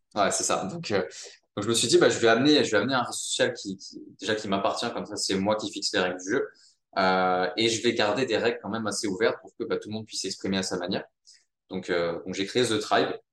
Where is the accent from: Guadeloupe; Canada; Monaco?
Monaco; j'ai grandi à Monaco